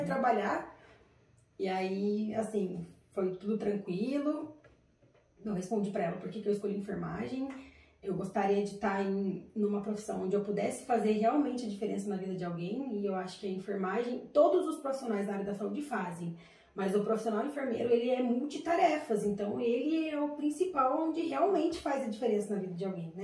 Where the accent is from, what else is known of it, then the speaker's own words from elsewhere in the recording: Taubaté, São Paulo, Brazil; Eu sou de Taubaté